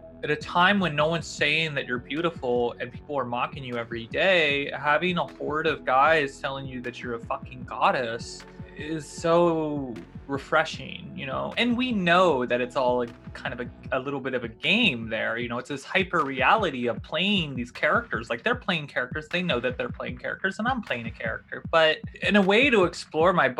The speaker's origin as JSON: {"language": "English", "region": "the South", "country": "United States", "tie": "born or raised there", "said": "I grew up in the South"}